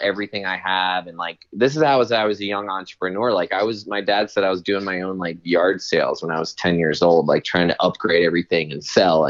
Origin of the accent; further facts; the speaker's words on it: Southern United States, United States; Okay, well, I'm also from the South, so I apologize if I offend anyone.